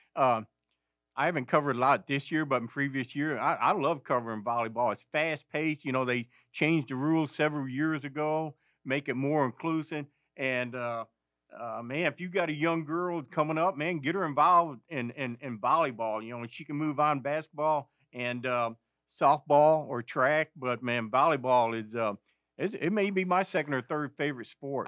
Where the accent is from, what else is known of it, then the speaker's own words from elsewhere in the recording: Jonesboro, Arkansas, United States; I'm from the Jonesboro area, Valley View and Jonesboro West Side